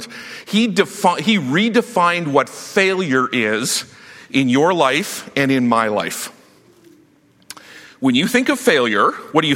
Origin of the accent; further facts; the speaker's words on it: Saskatchewan, Canada; I grew up in Saskatchewan where the only way that you survive high school was by fighting.